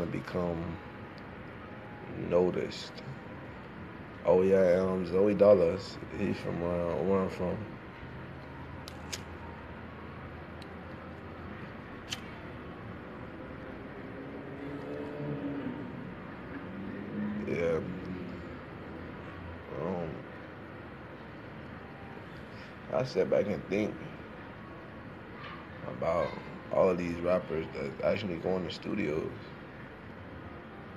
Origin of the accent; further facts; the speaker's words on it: Miami, Florida, United States; when you're from a city that has a lot of rappers in it, like I'm from Miami.